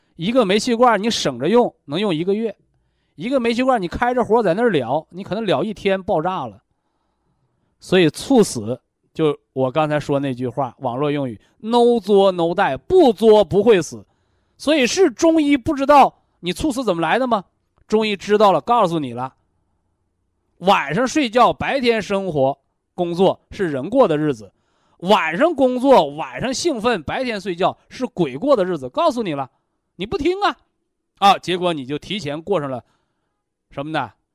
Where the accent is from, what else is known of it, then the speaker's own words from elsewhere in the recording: Linyi, Shandong, China; 我老家山东临沂